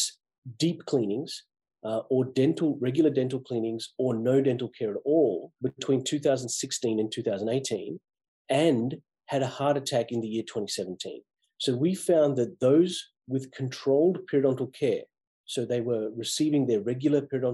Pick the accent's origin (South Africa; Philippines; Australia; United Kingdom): Australia; moved away as an adult; also born or lived in Massachusetts; now in United States; I grew up in Australia depending on the public health system for my healthcare